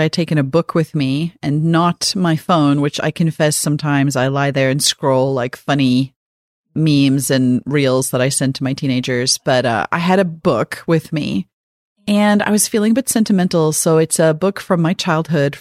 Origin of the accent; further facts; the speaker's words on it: South Africa; growing up in South Africa, reading this book